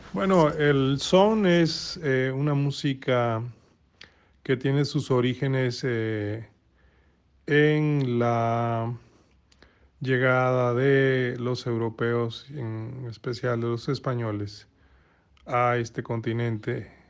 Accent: Veracruz, Mexico; siendo mexicanos y siendo yo originario de Tres Veracruz, siendo jarocho

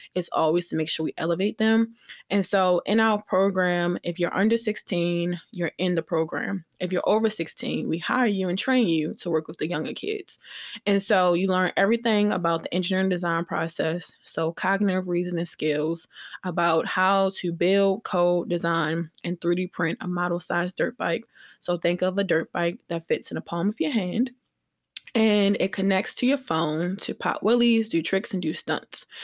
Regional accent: Baltimore, Maryland, United States; We're all Black from Baltimore

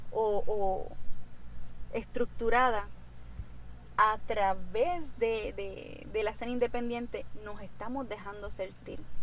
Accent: Mayagüez, Puerto Rico; como puertorriqueña

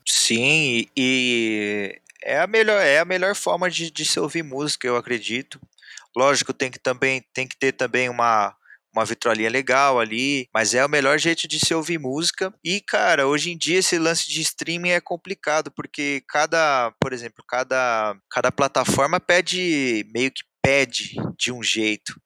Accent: Jundiaí, São Paulo, Brazil; eu sou aqui de Jundiaí. Aí essa mesma rapaziada que eu cresci com essa rapaziada

